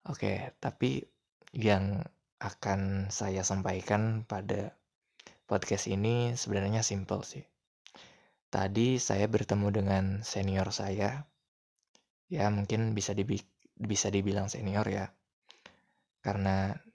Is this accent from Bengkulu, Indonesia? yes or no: no; West Java, Indonesia; saya bilangnya AA karena kami orang Sunda jadi bilang